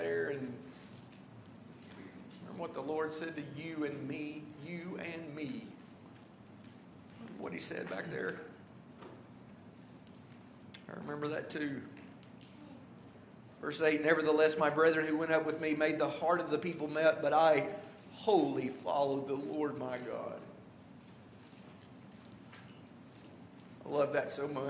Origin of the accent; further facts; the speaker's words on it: the South, United States; now in Washington, D.C. area, United States; I'm from the South